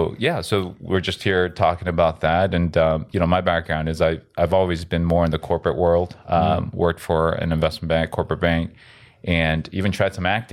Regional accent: United States; Yes, I'm Korean. Yep, I'm Korean American. Actually, I was born in South America, so I'm Korean Latino.

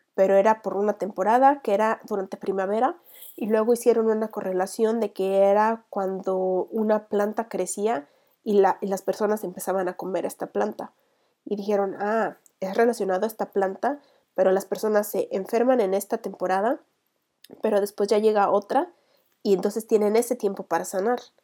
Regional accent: Mexico; vikinga mexicana

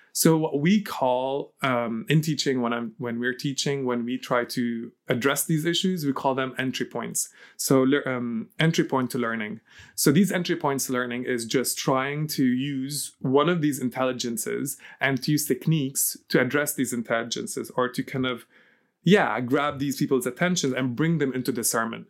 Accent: Lebanon; moved away; also born or lived in Ireland; So I was born and raised in Lebanon

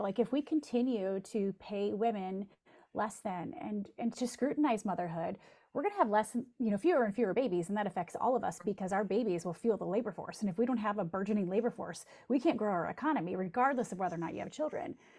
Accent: Jackson, Michigan, United States; my hometown of Jackson, Michigan

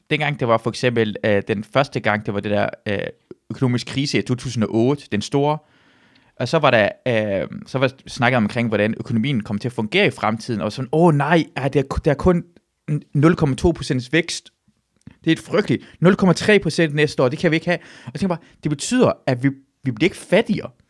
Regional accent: Southern Denmark, Denmark; jeg kommer jo fra Sønderjylland

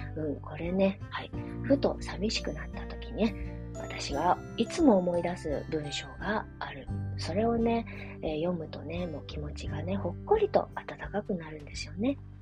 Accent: Japan; also born or lived in China; 生まれは中国育ちは日本

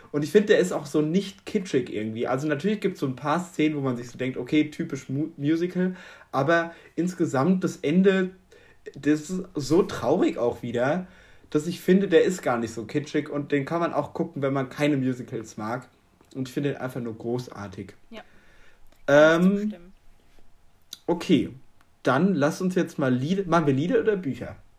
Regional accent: Germany; als Deutscher

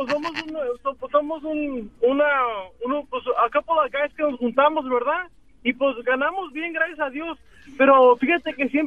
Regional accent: Salinas, California, United States; now in Fresno, United States; Nací en una ciudad muy hermosa llamada Salinas.

